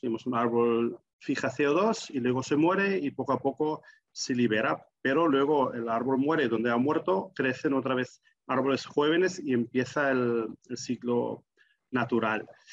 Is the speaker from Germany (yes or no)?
yes; Germany; en mi adolescencia en Alemania